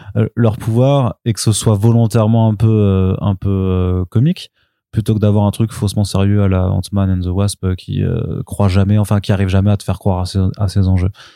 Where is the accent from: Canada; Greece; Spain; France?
France; Paris, Île-de-France; en tant que français en tant que parisien